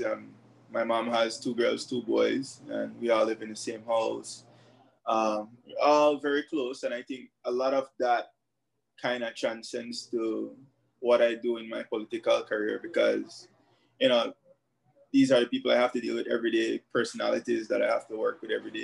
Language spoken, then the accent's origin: English; Belize City, Belize District, Belize; I grew up in Belize City, born and raised Southside specifically, Faber's Road area.